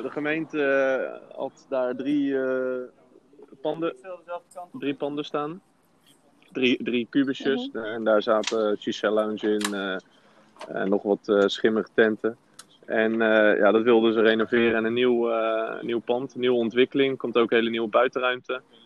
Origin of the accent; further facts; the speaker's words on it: Rotterdam, South Holland, Netherlands; En we zijn ook eh, Rotterdammers